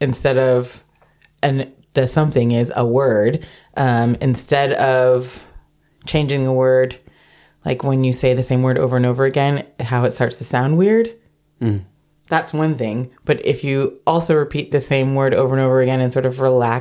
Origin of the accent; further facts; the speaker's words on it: United States; now in Amsterdam, Netherlands; I am American